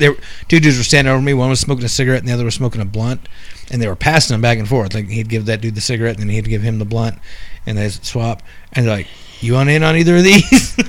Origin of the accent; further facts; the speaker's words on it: Queens, New York, United States; being a New Yorker and, you know, born and raised in Queens.